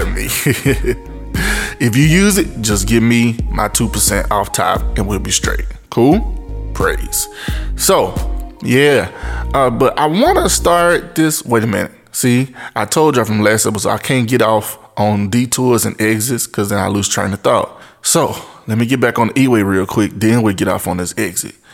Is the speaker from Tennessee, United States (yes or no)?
yes; Memphis, Tennessee, United States; my Memphis folk. You know, that's my hometown. M Town